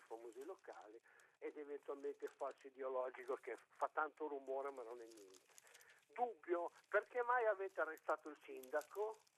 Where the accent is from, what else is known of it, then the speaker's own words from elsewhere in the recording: Milan, Lombardy, Italy; sono di Milano e non sono di Bibbiano